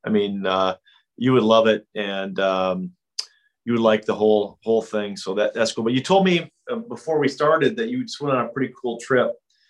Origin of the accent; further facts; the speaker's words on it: Pacific Northwest, United States; also born or lived in Oregon; I grew up in the Pacific Northwest